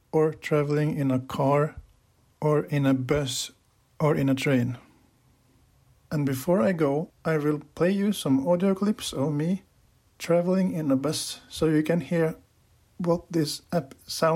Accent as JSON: {"language": "English", "town": "Lillehammer", "region": "Innlandet", "country": "Norway", "said": "I'm from Lillehammer in Norway"}